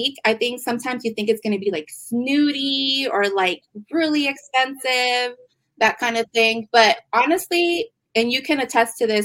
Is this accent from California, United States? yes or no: yes; San Diego, California, United States; I am originally from San Diego, and I've always been in retail